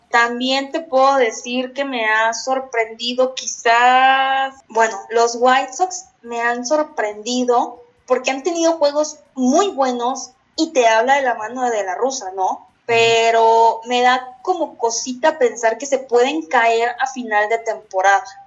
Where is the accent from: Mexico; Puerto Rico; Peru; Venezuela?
Mexico; como mexicanos